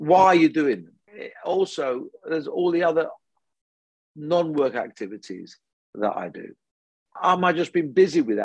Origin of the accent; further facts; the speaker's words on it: United Kingdom; Came when I was six to this country. You know, I'm a first generation immigrant